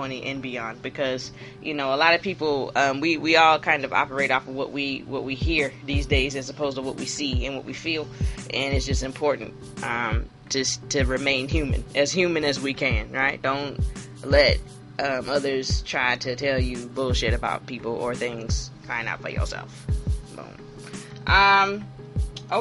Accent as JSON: {"language": "English", "region": "the South", "country": "United States", "said": "as a Southerner, who has tons of New York people in my family, where my family is from South Carolina"}